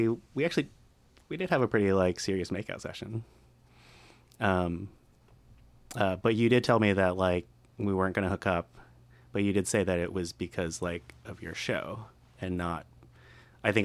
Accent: Colorado, United States; I'm from Colorado

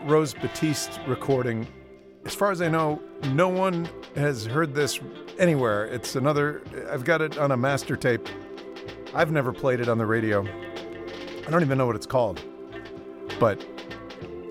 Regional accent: Detroit, Michigan, United States; moved away; my hometown of Detroit

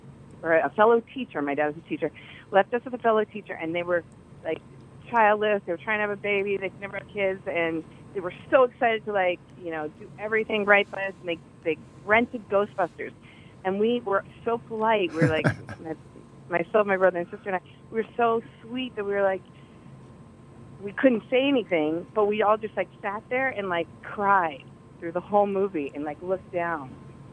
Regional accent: Colorado, United States; In Colorado.

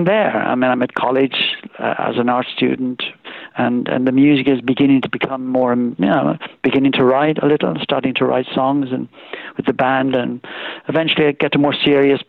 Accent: Swindon, South West England, United Kingdom; accent: Irish brogue; also born or lived in Ireland; We left when I was just 7 years old

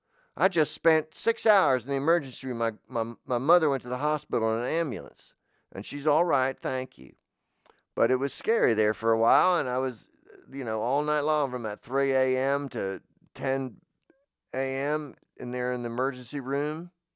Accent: New Jersey, United States; It's Florida, but you know, so I don't want to, I'm from New Jersey. It's not, we don't have this as many bugs.

